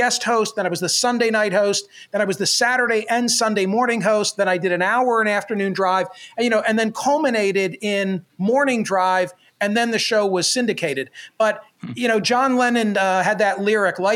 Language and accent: English; Doylestown, Pennsylvania, United States; now in Philadelphia area, United States; When I was growing up in Doylestown